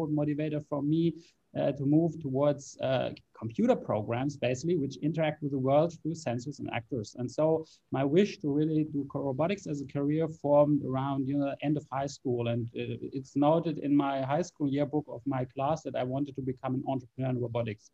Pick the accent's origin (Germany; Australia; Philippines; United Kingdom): Germany; Heidelberg, Baden-Württemberg; I was born in Heidelberg in Germany nearly 40 years ago now